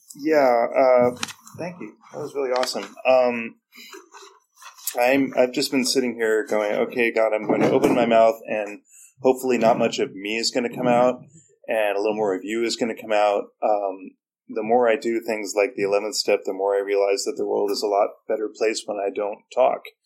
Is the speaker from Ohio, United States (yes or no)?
no; San Francisco, California, United States; moved away; also born or lived in Alaska; I'm from San Francisco